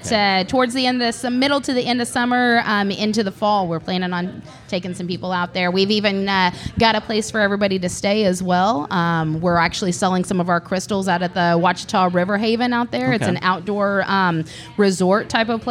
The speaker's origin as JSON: {"language": "English", "region": "Southeast Kansas", "country": "United States", "tie": "born or raised there", "moved": "yes", "said": "I grew up in Southeast Kansas, okay. Little town of 3,000 people"}